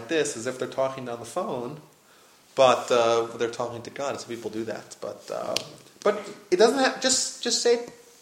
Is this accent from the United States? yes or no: yes; New York, United States; I grew up in New York